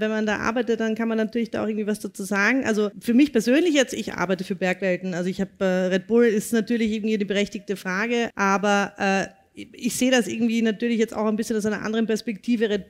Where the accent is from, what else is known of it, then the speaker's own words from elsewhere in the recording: Vienna, Austria; groß Goschert, sagt man bei uns in Wien